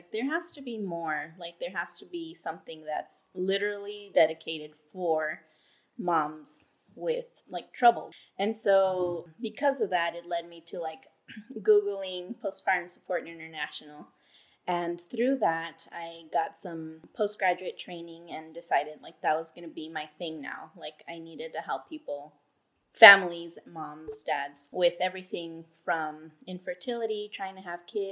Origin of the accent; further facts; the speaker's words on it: Texas, United States; moved away as an adult; also born or lived in Anchorage, Alaska; now in Alaska, United States; I am originally from Texas, living here in Alaska for about 8 years now